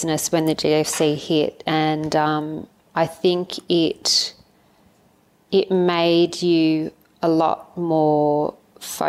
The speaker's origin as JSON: {"language": "English", "town": "Avalon", "region": "New South Wales", "country": "Australia", "tie": "born or raised there", "said": "Avalon, my hometown where I grew up"}